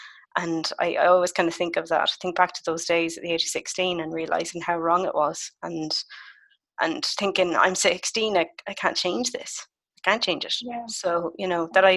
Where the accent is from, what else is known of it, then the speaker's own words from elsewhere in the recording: Galway, Connacht, Ireland; I spent my summer in my hometown of Galway